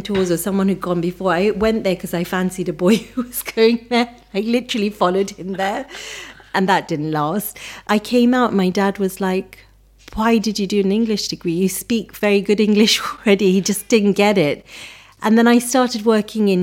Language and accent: English; Nairobi, Kenya; moved away; I was born in Nairobi in Kenya to a very traditional Punjabi family.